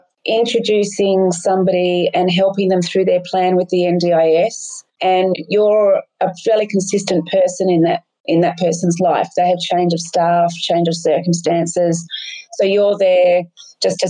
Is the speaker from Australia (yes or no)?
yes; Sydney, New South Wales, Australia; moved away as an adult; also born or lived in Vincentia; now in Bomaderry, Australia; I grew up in Sydney's Northern Beaches